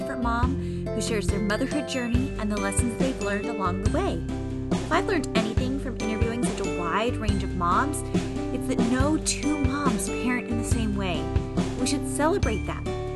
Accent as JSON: {"language": "English", "region": "Southern California", "country": "United States", "said": "I'm from Southern California"}